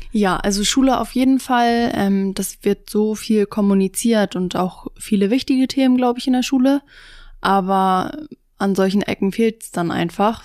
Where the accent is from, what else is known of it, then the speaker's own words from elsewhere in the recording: Busdorf, Schleswig-Holstein, Germany; ich komme aus Bußdorf, das ist in der Nähe von Schleswig